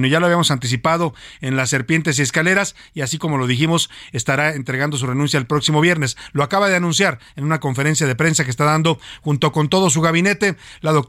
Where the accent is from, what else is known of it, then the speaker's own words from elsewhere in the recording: Mexico; describe tal cual como los mexicanos percibimos a todos los ambiciosos que quieren ser presidentes de este país.